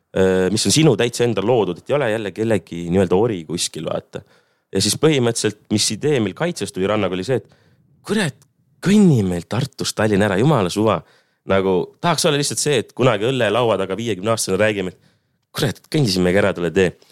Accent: Ahja, Põlva County, Estonia; seal, kus ma üles kasvasin, eh, Ahjal siis maakohas

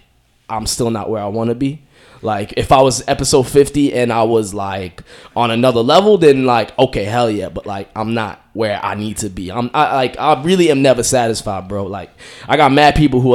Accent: Boston, Massachusetts, United States; I'm from Rosendale, Massachusetts, representing Beantown

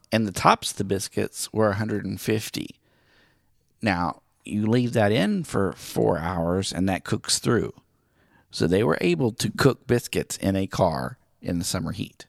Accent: Miami, Oklahoma, United States; moved away; Miami, Oklahoma, my hometown

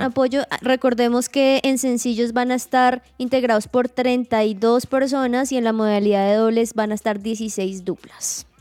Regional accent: Sogamoso, Boyacá, Colombia; now in Bogotá, Colombia; en Sogamoso donde él se acercó, del lugar de donde soy

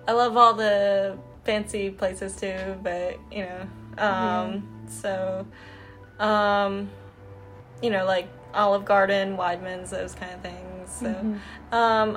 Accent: New Jersey, United States; moved away as an adult; now in Mississippi, United States; So originally I'm from New Jersey, and pretty much, you know, I'm adopted, but pretty much, you know, that's all I've ever known is New Jersey

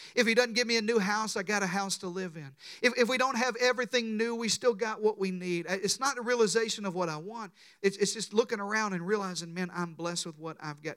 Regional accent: Deep South, United States; I was raised in the Deep South

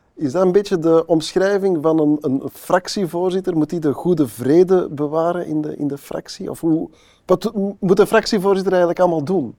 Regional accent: Antwerp, Flanders, Belgium; in mijn geboortestad, dan nog wel Antwerpen

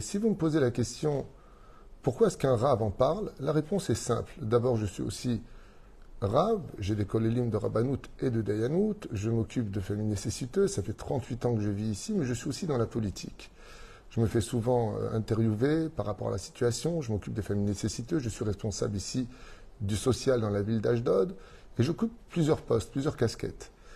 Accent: Israel; Chez nous en Israël

